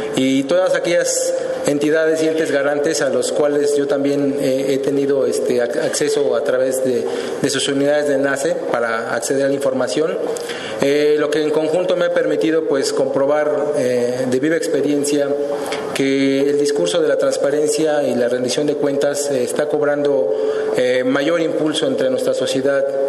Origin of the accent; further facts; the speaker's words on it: Mexico City, Mexico; mi ciudadanía como mexicano, como habitante del Distrito Federal